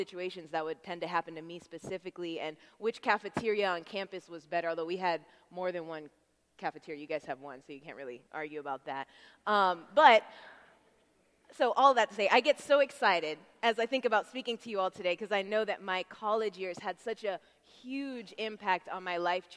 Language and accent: English; Tampa, Florida, United States; I'm from Tampa